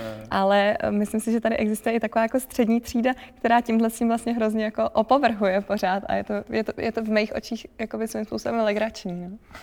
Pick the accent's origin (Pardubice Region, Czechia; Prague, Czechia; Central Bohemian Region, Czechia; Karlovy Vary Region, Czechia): Prague, Czechia; moved away as an adult; now in Ústí nad Labem, Czechia; já jsem teda původně z Prahy